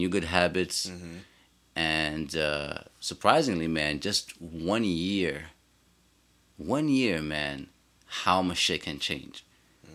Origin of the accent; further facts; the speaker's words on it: New York City, New York, United States; as a New Yorker